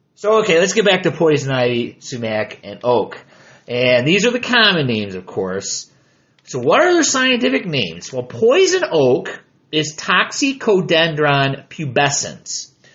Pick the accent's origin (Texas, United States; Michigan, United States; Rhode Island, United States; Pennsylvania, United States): Michigan, United States; I am from Michigan